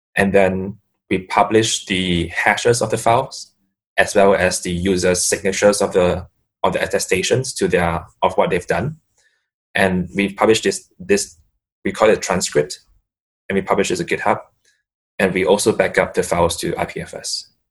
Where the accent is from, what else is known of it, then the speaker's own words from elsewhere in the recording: Singapore; I'm from Singapore